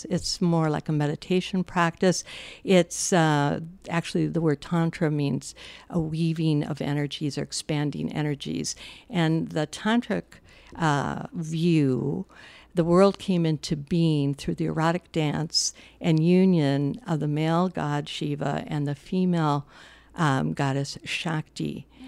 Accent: Midwest, United States; I'm from the Midwest.

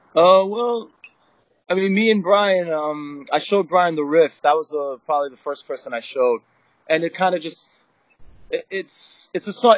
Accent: New Jersey, United States; we all grew up in Jersey. I mean, I grew up in North Jersey

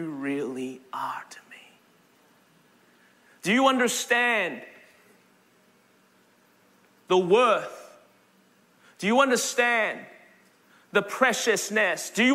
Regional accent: Melbourne, Victoria, Australia; born or raised there; now in Anderson, United States

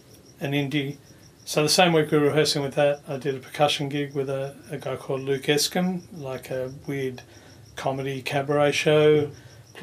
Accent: Fairfield, New South Wales, Australia; And yeah, I was born and raised in Fairfield.

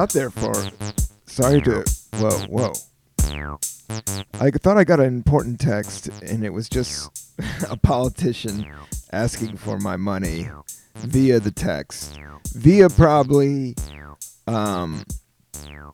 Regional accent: United States; I love being an American

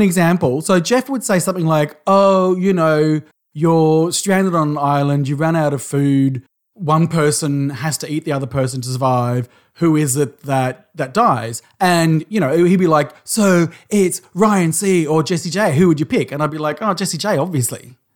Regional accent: Australia

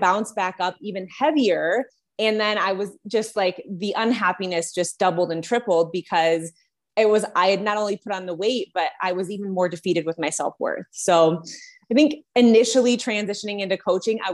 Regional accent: Detroit, Michigan, United States; moved away as an adult; now in Colorado, United States; I'm originally from the Detroit area, just moved to Colorado a couple of months ago

